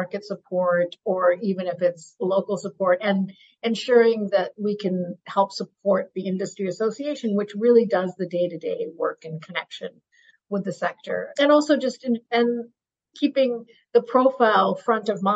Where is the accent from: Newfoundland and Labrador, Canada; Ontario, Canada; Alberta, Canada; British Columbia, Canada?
British Columbia, Canada; Burnaby; now in Vancouver, Canada; I grew up in Burnaby